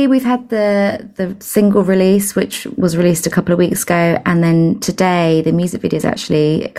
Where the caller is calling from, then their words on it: Brighton, South East England, United Kingdom; So I'm calling from East Sussex at the moment.